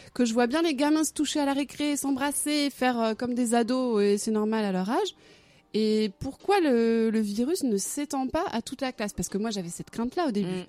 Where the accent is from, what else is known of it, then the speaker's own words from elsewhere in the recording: Arradon, Brittany, France; now in Rennes, France; À Aradon, dans le Morbihan